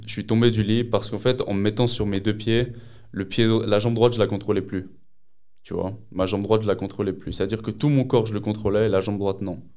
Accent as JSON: {"language": "French", "town": "Lausanne", "region": "Vaud", "country": "Switzerland", "said": "j'ai 20 ans, je viens de Lausanne"}